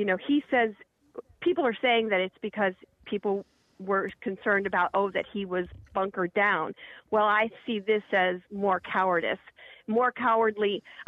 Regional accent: Kent, Ohio, United States; The other thing is I grew up in Kent, Ohio.

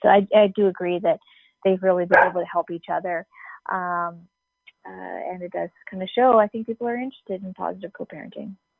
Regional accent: Canada; We're from Canada

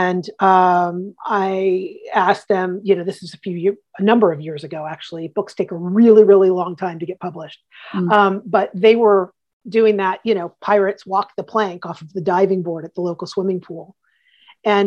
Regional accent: Columbus, Ohio, United States; moved away as an adult; also born or lived in Istanbul, Turkey / York, England / Houston, Texas / Boston; finally came back to my hometown of Columbus, Ohio, by way of Istanbul, Turkey, and York, England, and Houston, Texas, and lots of different places, Boston

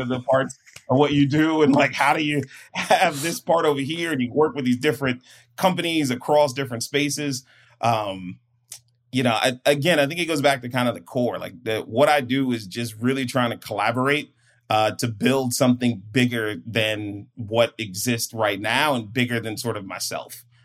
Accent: Prince George's County, Maryland, United States; moved away as an adult; now in San Diego, United States; I'm from Maryland and PG County

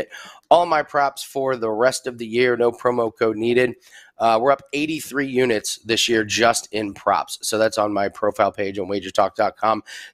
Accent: Indianapolis, Indiana, United States; I'm from Indianapolis.

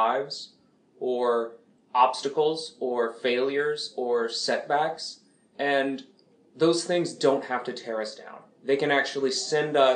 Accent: Macon, Georgia, United States; Macon, Georgia, which is my hometown.

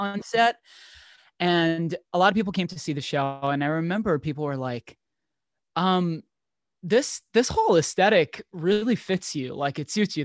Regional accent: New York City, New York, United States; I grew up in New York in one of the boroughs, Staten Island

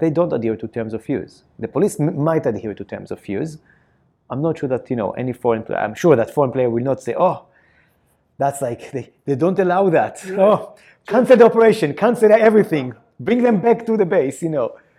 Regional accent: Israel; accent: Israeli; my Israeli accent.

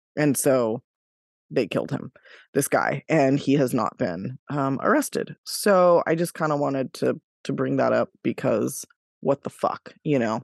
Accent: Davis, California, United States; my hometown of Davis, California

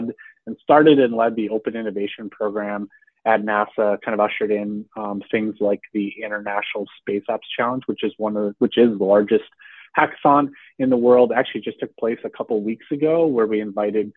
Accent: North Dakota, United States; now in Houston, United States; I grew up in North Dakota, pretty much as far from Texas as you can get, almost all the way to the Canadian border

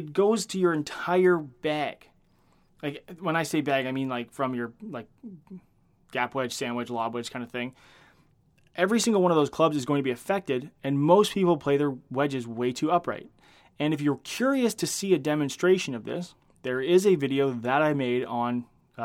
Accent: Canada; I am Canadian

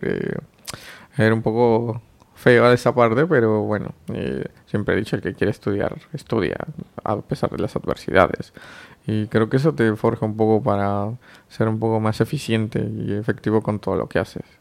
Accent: Oaxaca, Mexico; moved away as an adult; now in Mexico City, Mexico; vengo de Oaxaca, es un estado al sur de México y actualmente resido en Ciudad de México

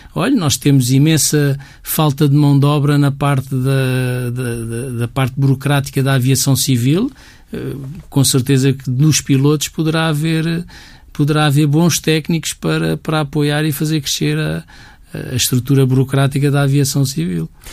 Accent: Portugal; todos nós somos portugueses, todos nós temos um bocadinho este ADN

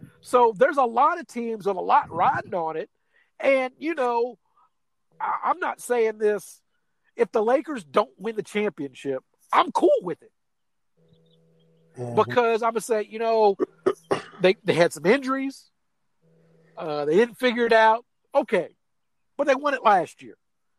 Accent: Missouri, United States; And look, I'm from Missouri. You got to show me, Clippers.

